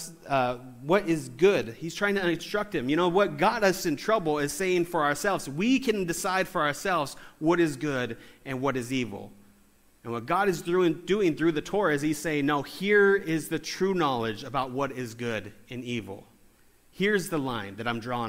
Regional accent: California, United States; I'm from California. We don't have accents.

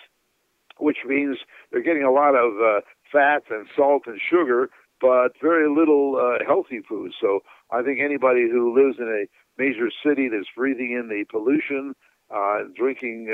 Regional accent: Canada; moved away; I'm originally from Canada. It was a very cold climate

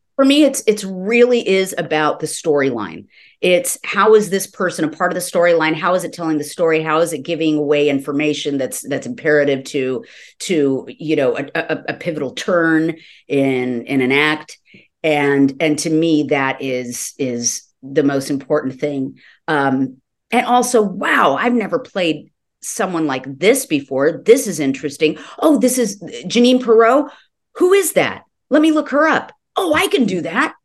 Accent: Los Angeles, California, United States; I was born and raised in Los Angeles

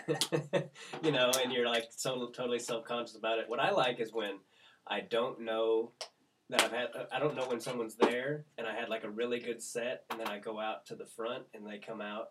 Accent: Kansas City, United States; moved away; I go back to Kansas City in my hometown

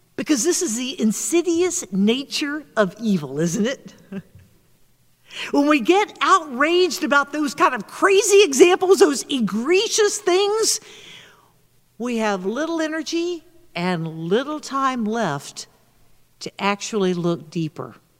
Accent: the South, United States; moved away; my home state in the South

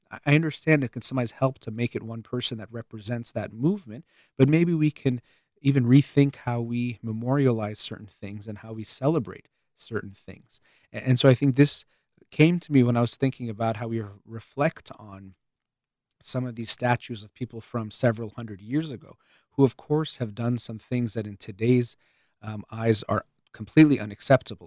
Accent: United States; as an American

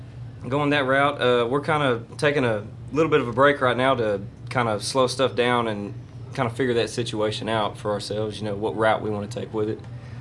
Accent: Texas, United States; I'm actually from Grimes County. I'm up from by College Station, so College Station area.

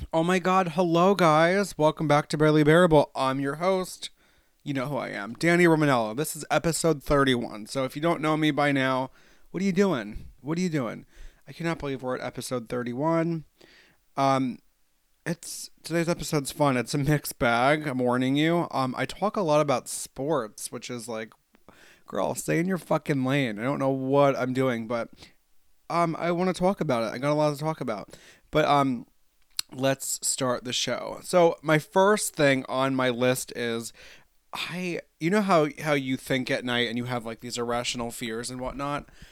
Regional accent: New York, United States; also born or lived in Los Angeles; I'm from New York

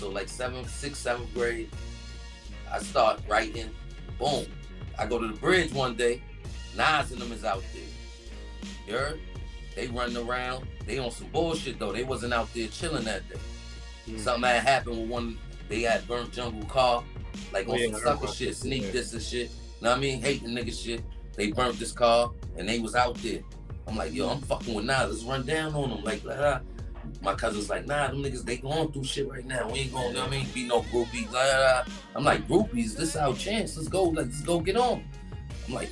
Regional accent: New York City, New York, United States; also born or lived in Queensbridge, Queens, New York; I'm from the bridge and I was raised in the Bronx, but I'm definitely a Bronx nigga though

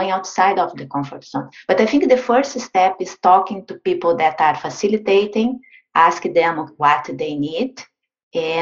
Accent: Brazil; moved away; I'm originally from Brazil.

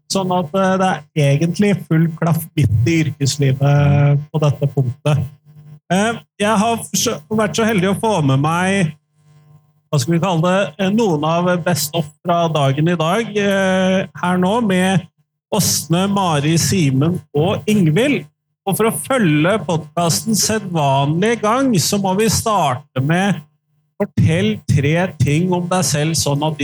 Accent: Bø, Telemark, Norway; now in Notodden, Norway; jeg bor på Notodden og er fra Bø i Telemark.

